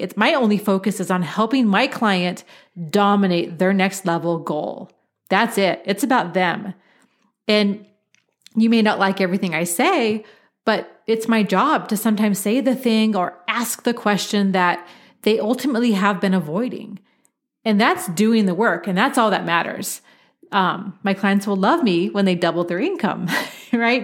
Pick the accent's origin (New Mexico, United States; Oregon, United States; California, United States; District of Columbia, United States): Oregon, United States; Portland; I grew up in Portland, Oregon, where it, it rains a lot